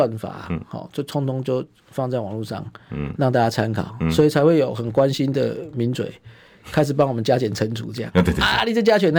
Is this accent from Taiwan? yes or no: yes; Taiwan; 我们台湾话讲红灰桃就是夸辣贵了趴